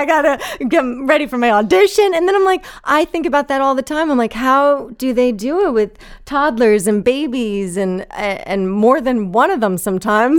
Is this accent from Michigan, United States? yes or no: no; New Jersey, United States; also born or lived in Manhattan, New York City; I was born there in, in Manhattan, and I, I lived there until I was ten, and then we moved to North Jersey, to New Jersey